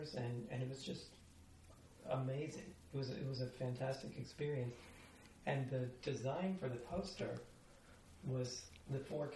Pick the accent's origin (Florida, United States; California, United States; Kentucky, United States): Florida, United States; Miami; moved away; which is my hometown.